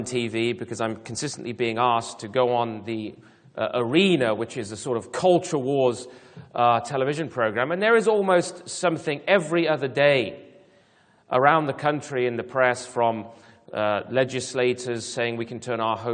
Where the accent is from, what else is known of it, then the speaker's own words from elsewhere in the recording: United Kingdom; I am British